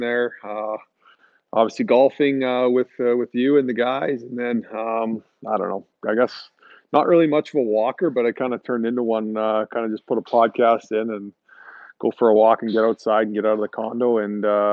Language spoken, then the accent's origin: English; Saskatchewan, Canada; moved away as an adult; now in St. Louis, United States; where I grew up back home in Saskatchewan